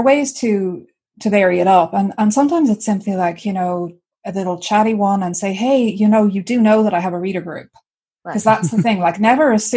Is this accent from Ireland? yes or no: yes; Ireland; I am Irish.